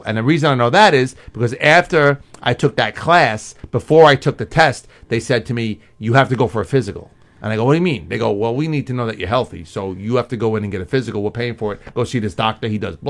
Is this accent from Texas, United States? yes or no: no; New York City, New York, United States; where are you from? And I'm like, Queens.